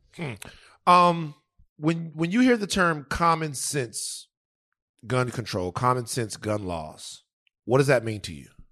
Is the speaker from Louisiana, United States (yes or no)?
yes; Baton Rouge, Louisiana, United States; I'm from the South, Louisiana, Baton Rouge. Um, number two, I grew up in a dangerous place